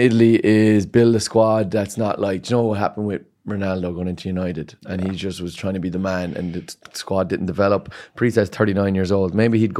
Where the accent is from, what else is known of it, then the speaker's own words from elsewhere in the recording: Ireland; Yeah, we are, of course, and we're all Irish at the end of the day.